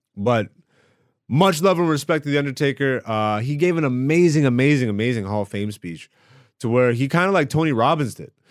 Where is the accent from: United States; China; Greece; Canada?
Greece; also born or lived in Ethiopia (ancestry); I am Ethiopian and I was born in Greece. No, my parents are not Greek, none of them